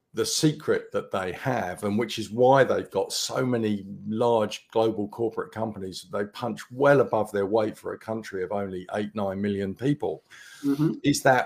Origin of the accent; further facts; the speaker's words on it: Cambridge, East of England, United Kingdom; moved away as an adult; also born or lived in Sweden / New Zealand / Nottingham; I'm from actually where I'm talking to you from. I've come full circle. I've come back to where I grew up, which is Cambridge, England. So when I went off to university, I didn't come back here until about 4 years ago